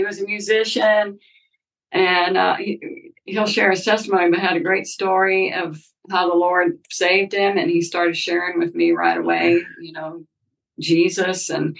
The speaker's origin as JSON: {"language": "English", "town": "Jackson", "region": "Mississippi", "country": "United States", "tie": "born or raised there", "also_born_or_lived": "Memphis, Tennessee", "said": "Yeah, I grew up here in Jackson, Mississippi. Wasn't born here. I was born in Memphis, Tennessee, but moved to Jackson when I was three. Oldest of four girls, and started dancing when I was very young."}